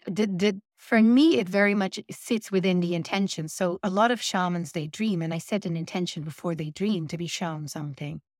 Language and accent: English; Friesland, Netherlands; English is a second language; moved away as an adult; now in United Kingdom; I'm originally from Holland